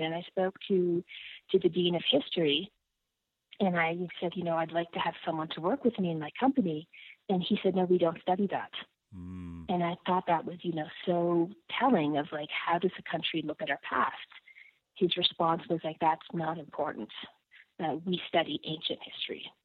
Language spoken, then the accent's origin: English; Ottawa, Ontario, Canada; moved away as an adult; also born or lived in Toronto / Ethiopia; I grew up in Ottawa. I lived in Toronto for 15 years